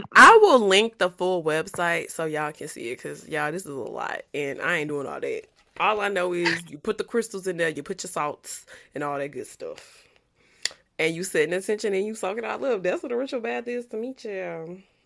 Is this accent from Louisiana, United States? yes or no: yes; Louisiana, United States; I'm from Louisiana